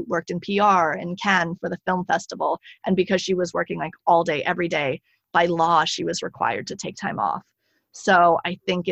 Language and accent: English; United States; moved away as an adult; now in France; as an American, I still have that like workaholic